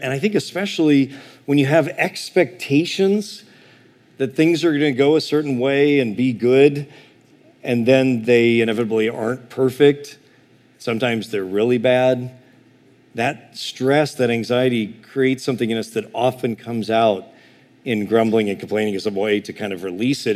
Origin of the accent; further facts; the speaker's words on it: Illinois, United States; I'm from Illinois